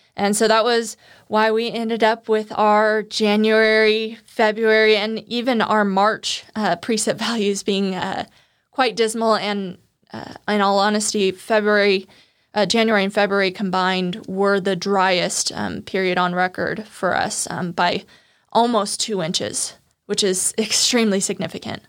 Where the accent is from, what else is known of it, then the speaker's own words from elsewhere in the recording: Turlock, California, United States; also born or lived in Santa Barbara; I would come back to Turlock, my hometown, during the summers